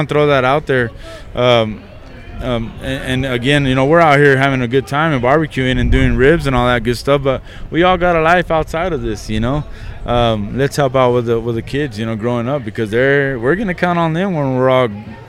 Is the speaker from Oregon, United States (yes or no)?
no; Midland, Texas, United States; since I was from Midland